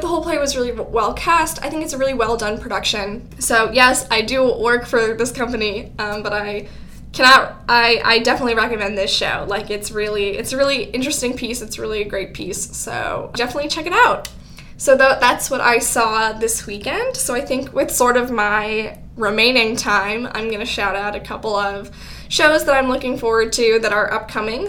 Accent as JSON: {"language": "English", "town": "Albany", "region": "New York", "country": "United States", "tie": "born or raised there", "said": "I grew up in the Albany area"}